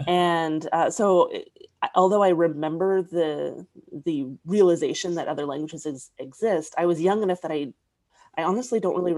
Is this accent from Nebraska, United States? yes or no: yes; small town Nebraska, United States; first language English; moved away; also born or lived in Tokyo, Japan; And I was 7 years old at the time. And it was just one of those things where I lived in small town Nebraska.